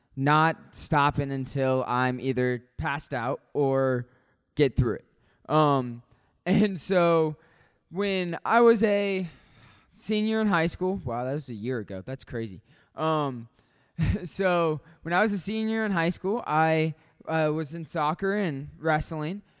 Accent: Hutchinson, Kansas, United States; moved away; I'm from Hutchinson, Kansas

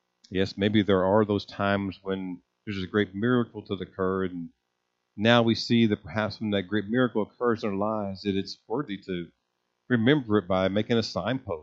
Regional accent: United States; as Americans and Christians

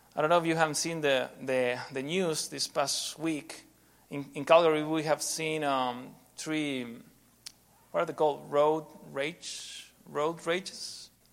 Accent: Argentina; moved away as an adult; also born or lived in Guatemala; I'm from Argentina

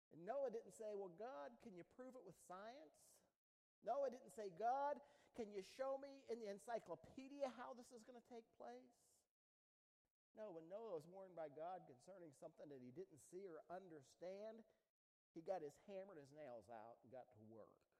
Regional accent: United States; When I was a kid, I grew up down there on the Ohio River

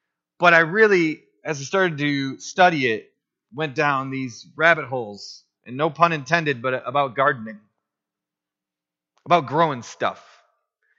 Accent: Otisville, Michigan, United States; I grew up on M15 in Otisville, Michigan

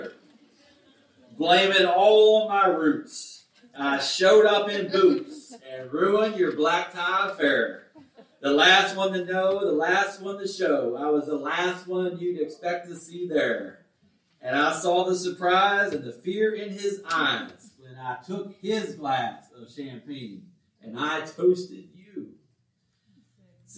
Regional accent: West Virginia, United States; moved away; I was from West Virginia, and all my friends lived on farms. I lived surrounded by farms

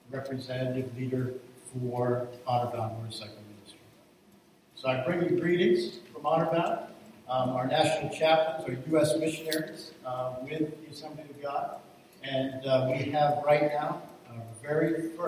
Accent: East Providence, Rhode Island, United States; born there; also born or lived in Connecticut; I was born in East Providence, Rhode Island.

